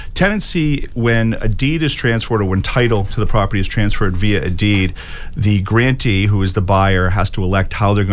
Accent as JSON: {"language": "English", "area": "South Shore", "region": "Massachusetts", "country": "United States", "said": "I'm originally from the South Shore"}